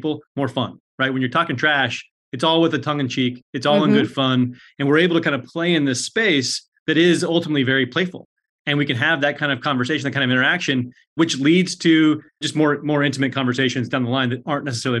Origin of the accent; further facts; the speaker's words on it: Colorado, United States; moved away; I'm from Colorado. My folks are still in Denver.